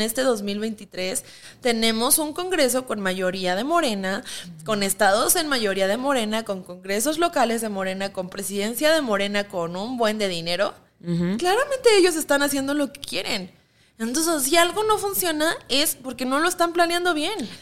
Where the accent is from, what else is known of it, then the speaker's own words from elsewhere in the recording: Mexico; nos vemos como mexicanos